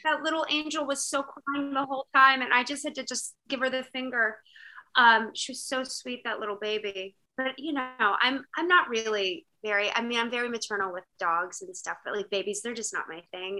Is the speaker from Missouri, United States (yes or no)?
no; Virginia, United States; also born or lived in North Dakota; I'm not really from North Dakota. I was just born there. Just born there. For the record, I'm a Virginia girl.